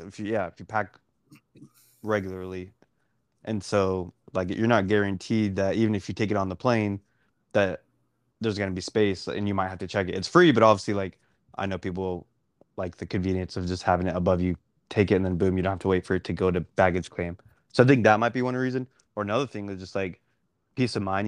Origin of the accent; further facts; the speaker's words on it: Dallas, Texas, United States; I'm I'm from Dallas